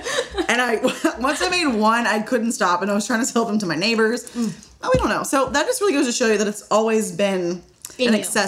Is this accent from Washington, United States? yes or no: no; Memphis, Tennessee, United States; now in Nashville, United States; So I was born and raised in Memphis, Tennessee.